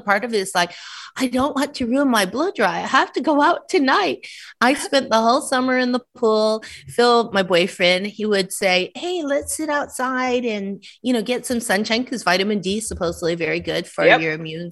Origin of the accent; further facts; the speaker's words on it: Canada; moved away; I'm Canadian